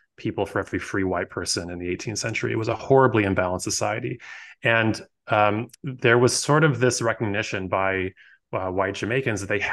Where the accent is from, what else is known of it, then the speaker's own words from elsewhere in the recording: United States; I'm from the United States. I teach in the United States